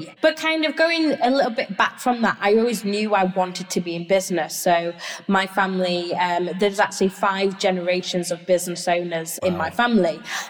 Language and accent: English; Barnsley, Yorkshire and the Humber, United Kingdom; moved away as an adult; also born or lived in North East England / Boston, United States; I moved away from Yorkshire. I moved away from my hometown, which is Barnsley, up into the Northeast, and spent quite a few years up there.